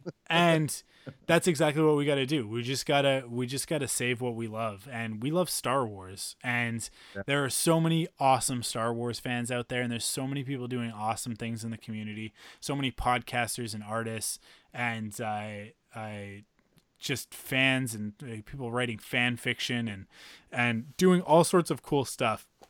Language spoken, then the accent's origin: English; Vancouver, British Columbia, Canada; I'm also from Vancouver, and we're a little bit different from the rest of the country